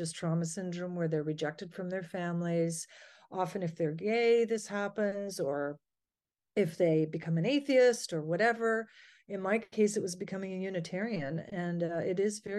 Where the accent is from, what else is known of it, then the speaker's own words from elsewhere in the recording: Ontario, Canada; I'm from Ontario, Canada